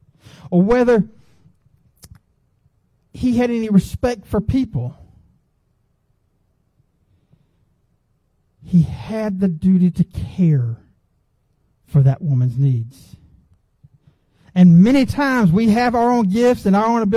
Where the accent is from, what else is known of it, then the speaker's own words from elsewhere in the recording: Gwinnett County, Georgia, United States; I grew up in Gwinnett County before Gwinnett County blew up